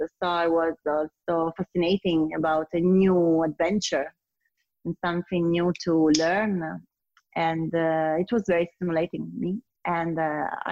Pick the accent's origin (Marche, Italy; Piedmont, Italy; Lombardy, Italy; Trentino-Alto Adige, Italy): Piedmont, Italy; Turin; English is a second language; I was born in Turin, in Piedmont area, that is very famous for wines like Barolo or Barbaresco, so on a Biolo grape